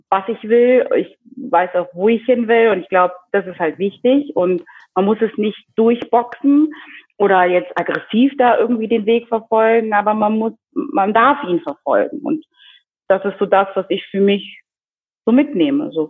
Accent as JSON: {"language": "German", "country": "DR Congo", "said": "ich meine, jetzt habe ich das ja gesagt, ich komme aus der Demokratischen Republik Kongo und ich glaube, dass auch ich also wie so einen neuen Meilenstein gesetzt habe in meiner Community"}